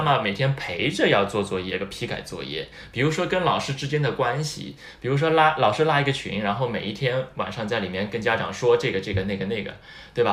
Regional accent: Shanghai, China; moved away as an adult; now in Okinawa, Japan; 我从小到大虽然是在 上海长大啊，出生在上海，成长在上海，学习在上海，工作在上海

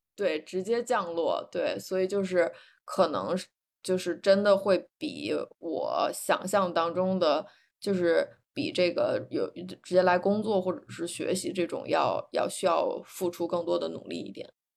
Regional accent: northern China, China; moved away as an adult; also born or lived in Beijing / Singapore / New York; now in San Francisco Bay Area, United States; 我还是一个北方长大的孩子，习惯，嗯，有春夏秋冬四季

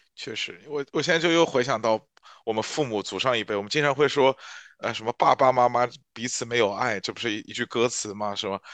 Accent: Shanghai, China; 我是上海人

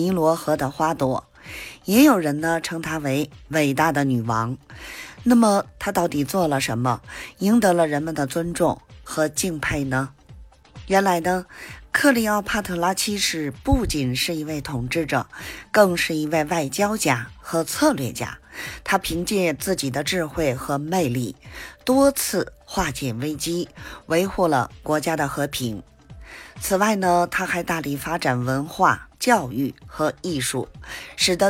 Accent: Beijing, China

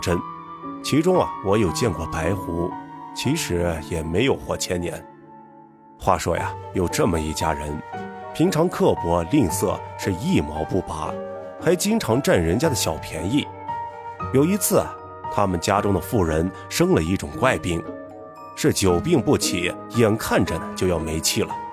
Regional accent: Northwest China, China; 一个土生野长的西北大汉

